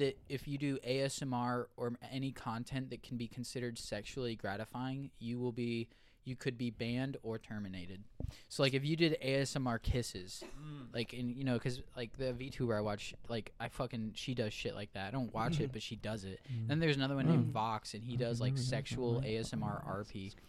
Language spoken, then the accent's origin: English; Australia; I'm not even Italian cunt. I'm a fucking. I'm Australian.